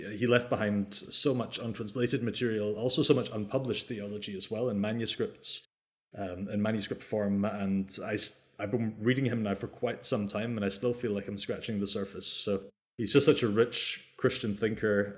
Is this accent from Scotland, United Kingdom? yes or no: yes; the Highlands, Scotland, United Kingdom; also born or lived in Aberdeen; I grew up in the, in the Highlands, up in the north of Scotland.